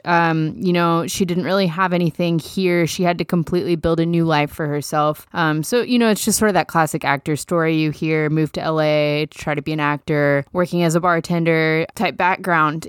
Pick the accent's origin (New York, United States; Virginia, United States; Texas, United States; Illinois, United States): Texas, United States; Dallas; moved away; I'm from Dallas.